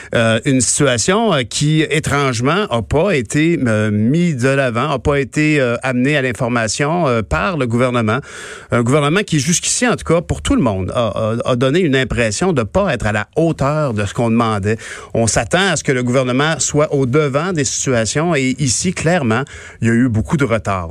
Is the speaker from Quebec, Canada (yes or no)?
yes; Quebec, Canada; also born or lived in Saint-Constant; En tant que Québécois